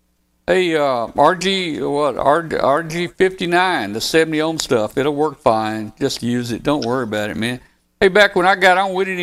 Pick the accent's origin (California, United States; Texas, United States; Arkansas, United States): Arkansas, United States; 13 miles from Osceola; I had a friend that lived up in Osceola, Arkansas. It was 13 miles from my hometown.